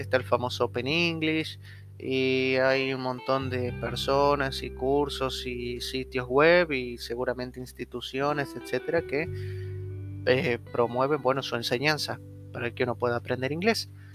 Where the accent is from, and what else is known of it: Argentina